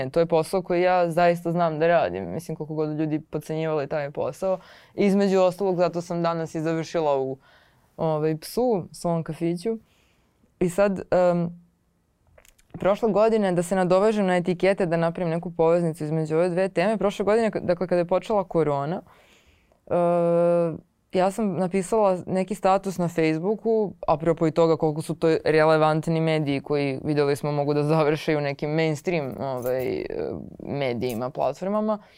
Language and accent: Croatian; Belgrade, Serbia; ja sam iz Beograda, na, ce, na Cereku sam odrasla, iz tog sam kraja, sad živim u, u Kumodražu